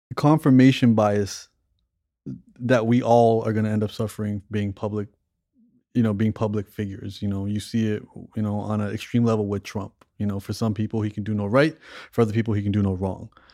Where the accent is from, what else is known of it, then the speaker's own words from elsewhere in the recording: Toronto, Ontario, Canada; moved away; growing up in Toronto